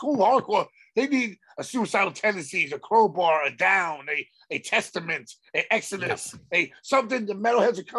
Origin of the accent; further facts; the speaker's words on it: New York, United States; I'm from New York